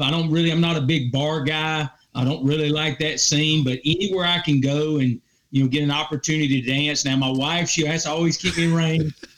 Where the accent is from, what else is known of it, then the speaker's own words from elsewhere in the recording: Clinton, South Carolina, United States; So I went to Clinton High School, which is in Lawrence County. It's got a small college by the name of Presbyterian College in that little town.